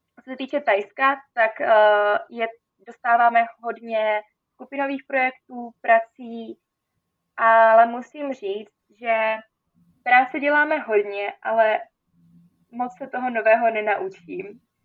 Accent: Czechia; moved away as an adult; also born or lived in Austria; já jsem vlastně Češka

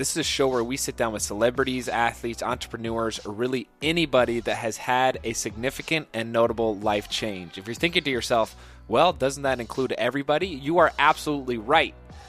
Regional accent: Indiana, United States; We're first of all, and most importantly, both Hoosiers. I grew up in Indiana.

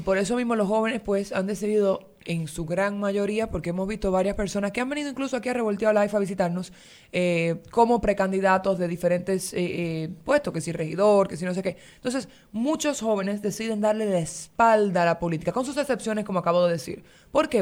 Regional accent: Dominican Republic; nosotros como ciudadanos dominicanos

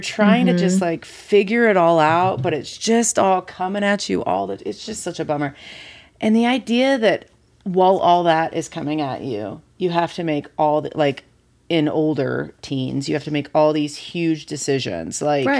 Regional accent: Kansas, United States; I grew up in Kansas

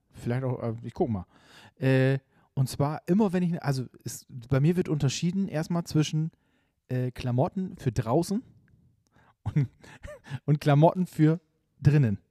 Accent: Bremerhaven, Bremen, Germany; also born or lived in Nordenham; now in Bremen, Germany; ich bin Bremerhaven geboren. Dann lange habe ich, äh, in, in Nordenham gewohnt und jetzt, äh, schon noch länger in Bremen auf jeden Fall.

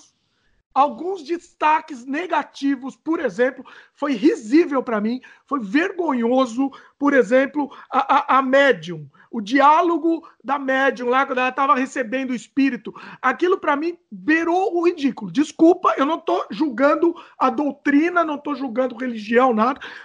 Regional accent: Brazil; now in Canada; a gente é brasileiro

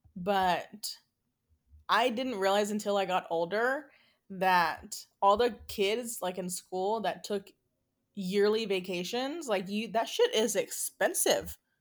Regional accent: United States; as an American, as a Mexican American

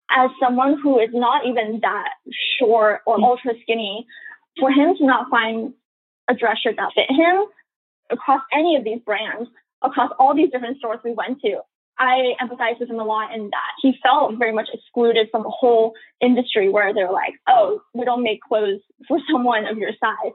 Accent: Los Angeles, California, United States; also born or lived in San Diego, California / New York City; I'm from the San Valley area within LA County, and so it's a very kind of Asian community. And so a lot of my friends growing up were Asian

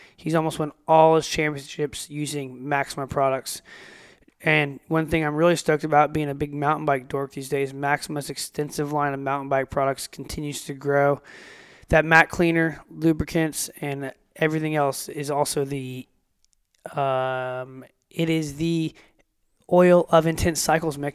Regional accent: United States; now in Australia; I'm an American living in Australia

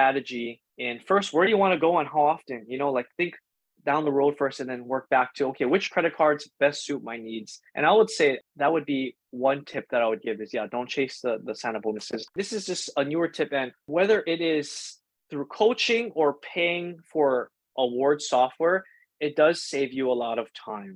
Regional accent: Hawaii, United States; I grew up in Hawaii my whole life

